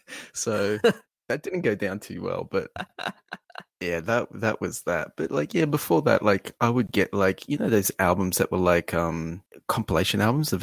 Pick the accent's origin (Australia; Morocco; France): Australia; living in somewhere like Australia